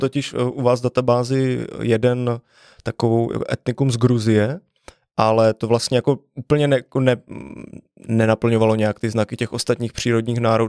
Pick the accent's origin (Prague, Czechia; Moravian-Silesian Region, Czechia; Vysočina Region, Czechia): Vysočina Region, Czechia; já jsem vyrostl právě na Vysočině